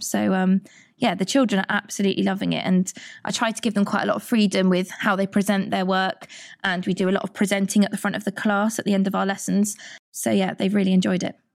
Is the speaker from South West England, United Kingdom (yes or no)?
yes; Churchdown, South West England, United Kingdom; I grew up in Churchdown, not far from here